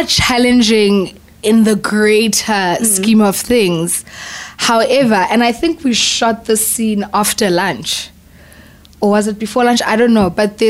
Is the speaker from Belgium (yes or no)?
no; South Africa